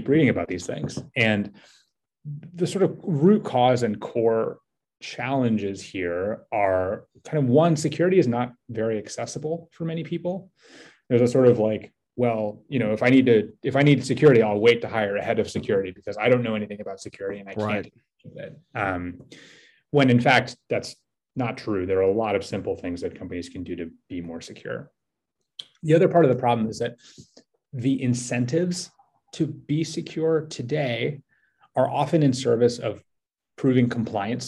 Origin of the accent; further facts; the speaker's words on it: San Francisco, California, United States; also born or lived in New York City; I grew up in San Francisco and lived in New York for about a decade